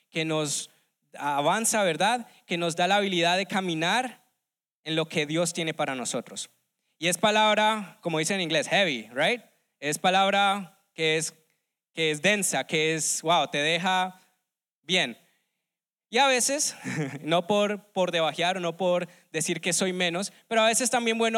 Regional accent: Colombia; now in United States; desde que llegué aquí hace unos ya 17 años en los Estados Unidos, vengo de Colombia

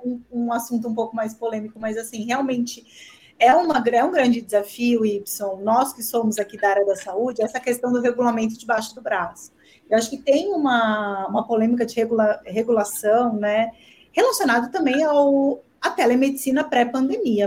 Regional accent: São Paulo, Brazil; eu sou paulistana de coração jordanense

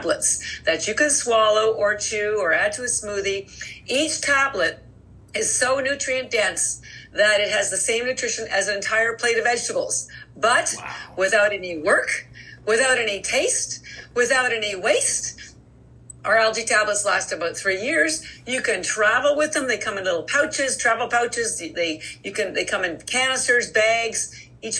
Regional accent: Canada; moved away as an adult; now in Boston, United States; I am Canadian by birth, but I've lived in Boston for over 30 years

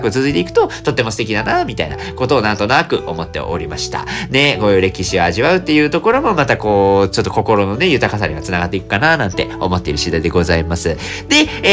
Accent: Sasebo, Nagasaki, Japan; now in Fukuoka, Japan; 長崎出身でございまして、私も佐世保市というところでね、生まれ育ちまして

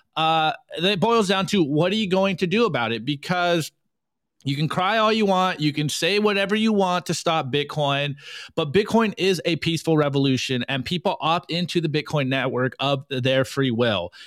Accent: United States; I'm an American public school student

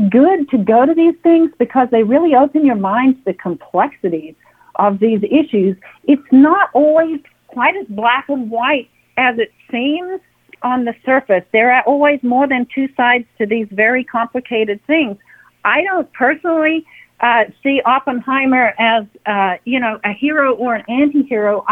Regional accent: Perth, Western Australia, Australia; moved away as an adult; now in United States; I am from Perth, Western Australia. I was born in Perth, Western Australia.

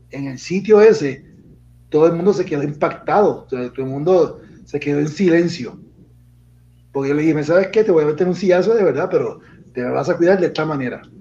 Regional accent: Puerto Rico; si sabemos que todos somos de Puerto Rico, hasta el, hasta el gobernador se copió de mí

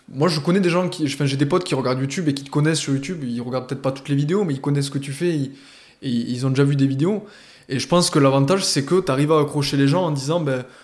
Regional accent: Montpellier, Occitania, France; Moi, je suis de Montpellier quand même.

